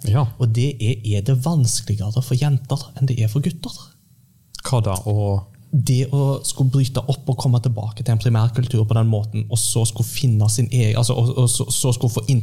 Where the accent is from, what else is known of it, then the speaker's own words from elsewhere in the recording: Japan; now in Norway; som vi hadde med oss fra Japan til Norge. Og disse mm. gikk jo på repeat da jeg kom til Norge. For det var, det, var, jeg hadde vokst opp med, og det var det jeg kjente til.